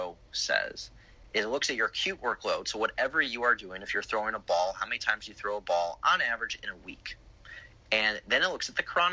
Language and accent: English; Chicago, Illinois, United States; now in Florida, United States; I grew up in Chicago